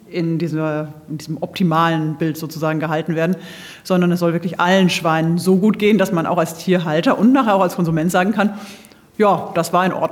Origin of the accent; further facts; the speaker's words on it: Bavaria, Germany; Ich komme aus Franken und äh, da wirklich in einer ganz kleinbäuerlichen Haltung